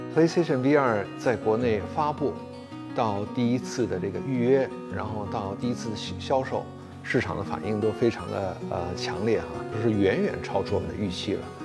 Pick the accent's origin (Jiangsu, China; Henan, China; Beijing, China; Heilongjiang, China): Beijing, China; moved away as an adult; also born or lived in Japan; 我是在中国出生的，小的时候回了日本，然后又回到中国来。所以从小学、中学、高中、大学一直都是在北京度过的